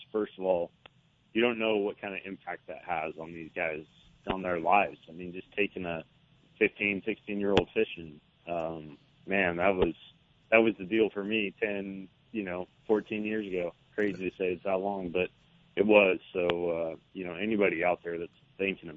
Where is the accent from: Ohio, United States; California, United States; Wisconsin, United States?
California, United States; Northern; growing up in Northern California and fishing the Delta